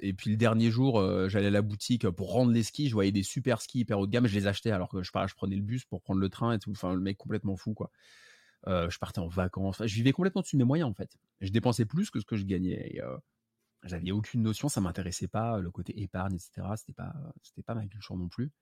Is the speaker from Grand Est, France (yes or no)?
no; Paris, Île-de-France, France; je suis né à Paris, j'habite à Paris